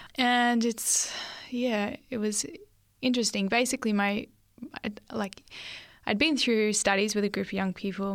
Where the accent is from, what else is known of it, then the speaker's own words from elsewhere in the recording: Lake Macquarie, New South Wales, Australia; also born or lived in Sydney; we moved up to um, this local Lake Macquarie area